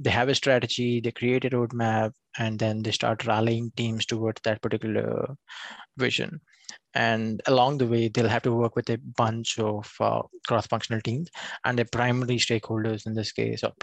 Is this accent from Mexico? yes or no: no; India; moved away as an adult; now in United States; I come from India